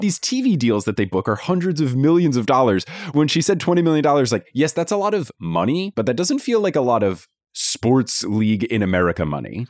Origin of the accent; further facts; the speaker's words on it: New Jersey, United States; growing up in New Jersey